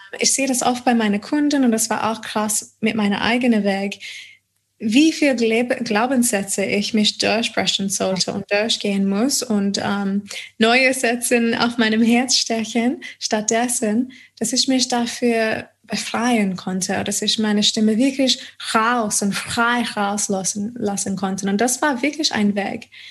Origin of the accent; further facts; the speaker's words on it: Adelaide, South Australia, Australia; German is a second language; moved away as an adult; also born or lived in United States / Auckland, New Zealand / Odenwald, Germany; now in Germany; Und dann kam ich wieder zurück äh, nach Australien, nach Adelaide, meine Heimat.